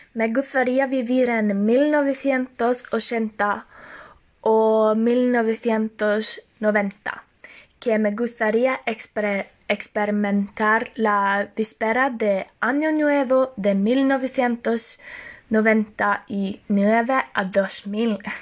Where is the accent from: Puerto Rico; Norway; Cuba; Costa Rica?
Norway; Spanish is a second language; Aunque soy de Noruega